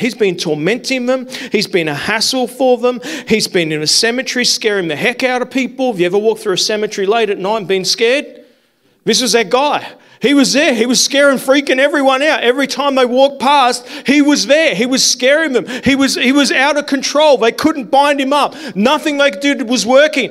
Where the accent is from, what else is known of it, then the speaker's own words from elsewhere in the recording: South Australia, Australia; moved away as an adult; also born or lived in New South Wales; I grew up in South Australia